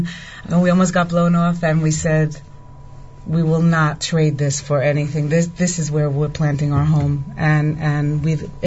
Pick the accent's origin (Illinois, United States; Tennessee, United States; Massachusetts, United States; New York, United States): New York, United States; New York City; moved away as an adult; now in Itamar, Israel; Also Brooklyn